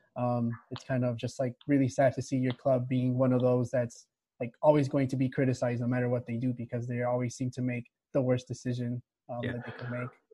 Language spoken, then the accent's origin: English; Morelos, Mexico; now in Chicago, United States; I was born in Chicago, but uh, I live a good part of my childhood in Mexico